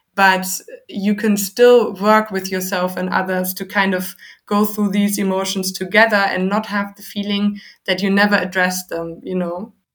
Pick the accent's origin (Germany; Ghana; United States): Germany; I'm from Germany